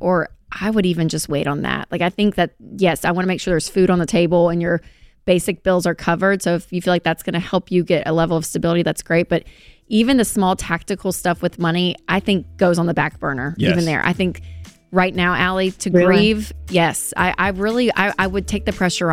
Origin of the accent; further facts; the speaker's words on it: the South, United States; accent: southern; That was my southern accent coming through